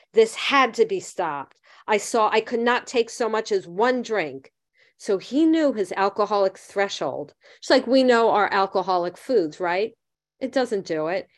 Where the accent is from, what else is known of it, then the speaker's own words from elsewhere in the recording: Miami Beach, Florida, United States; I grew up in Miami Beach.